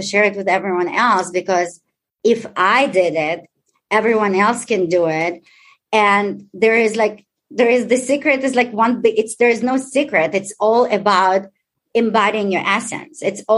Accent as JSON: {"language": "English", "country": "Israel", "tie": "born or raised there", "also_born_or_lived": "Ukraine", "second_language": "English", "moved": "as an adult", "lives_now": "Chicago, United States", "said": "I was born in Ukraine, raised in Israel"}